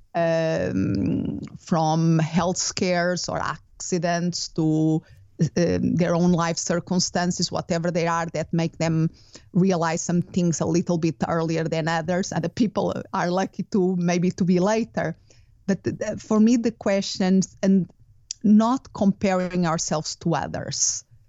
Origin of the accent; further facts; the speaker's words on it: Portugal; English is a second language; moved away as an adult; also born or lived in United Kingdom / Spain; now in Phoenix, United States; Originally, I'm from Portugal